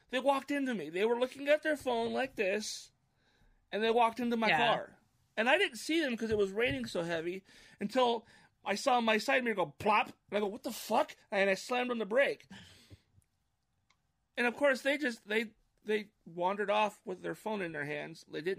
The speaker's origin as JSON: {"language": "English", "town": "Issaquah", "region": "Washington", "country": "United States", "tie": "born or raised there", "said": "my hometown of Issaquah."}